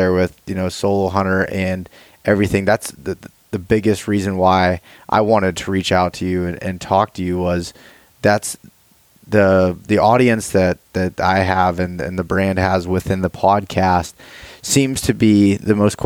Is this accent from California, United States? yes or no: no; North Central Pennsylvania, United States; I'm in Pennsylvania. So I'm from North Central Pennsylvania